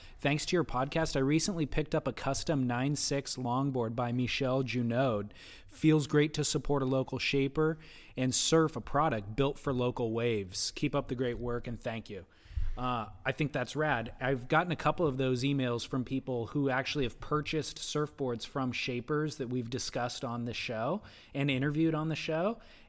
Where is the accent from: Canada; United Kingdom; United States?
United States; New Jersey; now in California, United States; I took up surfing at a young age in New Jersey, my home state, and fell in love with the surf culture of Okinawa, my first duty station, and finally made roots here in Southern California in 2006.